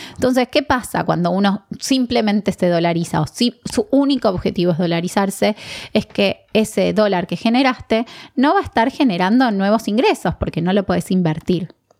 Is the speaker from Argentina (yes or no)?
yes; Argentina; nosotros como argentinos